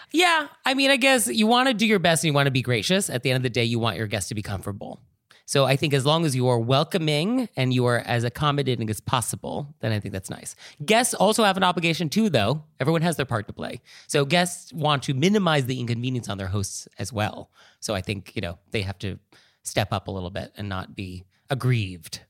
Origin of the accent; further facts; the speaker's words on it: California, United States; I am from California